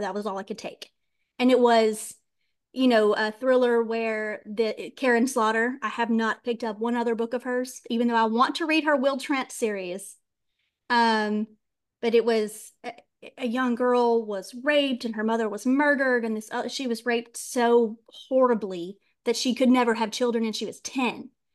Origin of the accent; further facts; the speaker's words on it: the Deep South, United States; I was raised in the South and the Deep South, Bible Belt